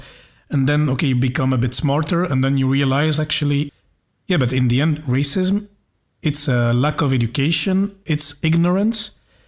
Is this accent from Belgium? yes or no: yes; Belgium; also born or lived in India; I was born in India. I'm Belgian. But my parents are white. I mean, I'm adopted. So most of my life I have spent with white people, and all my family members are white except my sister, who's also adopted.